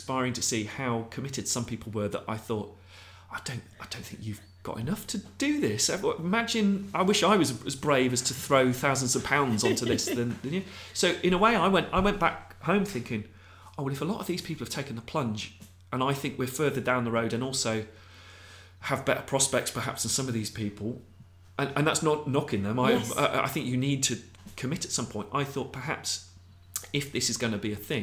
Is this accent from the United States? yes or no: no; Abingdon, South East England, United Kingdom; We grew up in Abingdon in Peachcroft